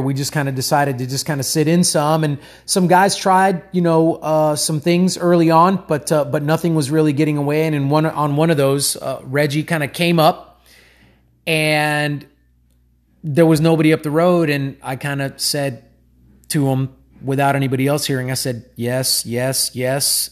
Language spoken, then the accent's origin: English; United States; I was born in the United States, but my mom is Cuban and my dad's Colombian, so I am of Hispanic descent